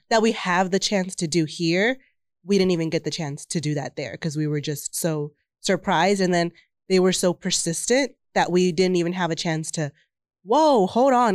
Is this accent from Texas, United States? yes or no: yes; Texas, United States